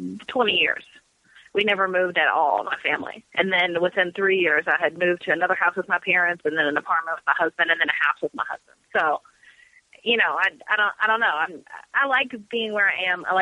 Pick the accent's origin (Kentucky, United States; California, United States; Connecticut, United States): Kentucky, United States; Louisville; I was born and raised here